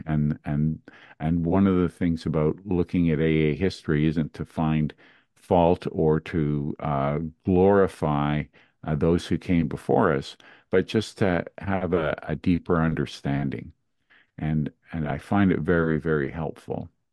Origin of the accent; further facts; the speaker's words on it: Montreal, Quebec, Canada; I grew up in Montreal, Canada